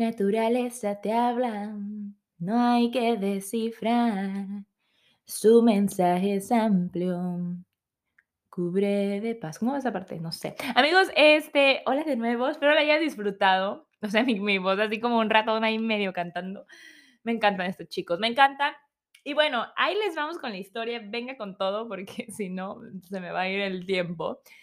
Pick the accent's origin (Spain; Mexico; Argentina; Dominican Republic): Mexico; uno como mexicano